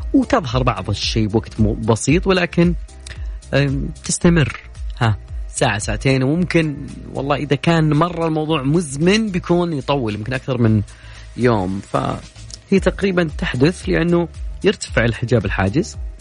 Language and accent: Arabic; Saudi Arabia; كلنا كسعوديين